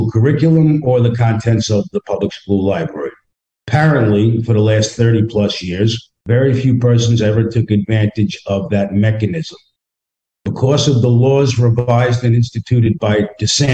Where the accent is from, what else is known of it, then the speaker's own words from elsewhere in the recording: New York, United States; moved away as an adult; now in Middleburg, United States; I'm from New York. I have a thicker skin